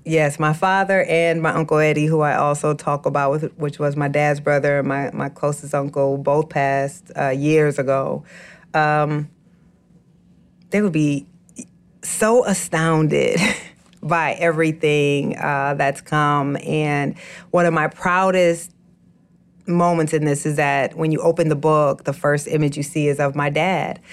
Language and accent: English; Waterloo, Iowa, United States; moved away; my family back home in Waterloo, Iowa